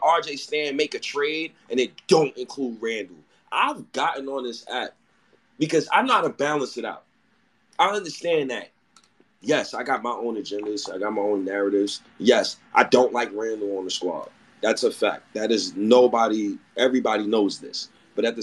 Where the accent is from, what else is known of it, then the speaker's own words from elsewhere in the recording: Ghana; I'm Ghanaian myself